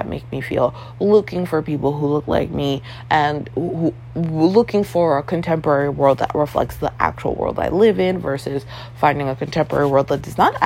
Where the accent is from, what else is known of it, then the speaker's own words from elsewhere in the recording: Toronto, Ontario, Canada; growing up in Toronto, Canada